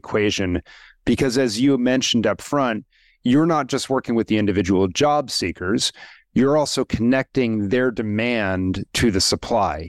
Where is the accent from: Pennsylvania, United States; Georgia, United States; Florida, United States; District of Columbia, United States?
District of Columbia, United States; Washington; I grew up in Washington, D.C.